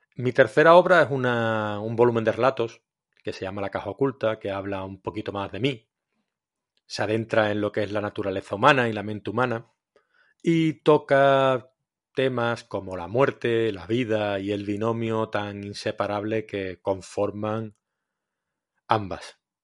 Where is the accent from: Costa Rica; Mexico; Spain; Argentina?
Spain; Cádiz, Andalusia; now in Valencia, Spain; aunque esté afincado en Valencia hace muchos años, yo soy de Cádiz